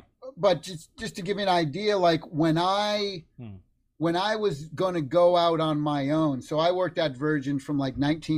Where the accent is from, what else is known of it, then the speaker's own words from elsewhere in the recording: Massachusetts, United States; moved away as an adult; also born or lived in California; I grew up in Massachusetts and, you know, very tight, close Italian family. And I'm the youngest son, youngest child.